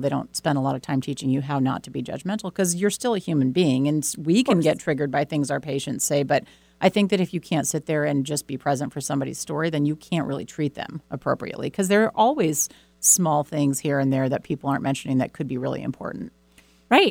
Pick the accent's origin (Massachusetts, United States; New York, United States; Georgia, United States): Massachusetts, United States; Boston; I grew up in Boston